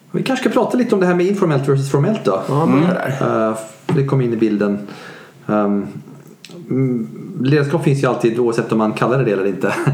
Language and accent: Swedish; Sweden; Jag är svensk.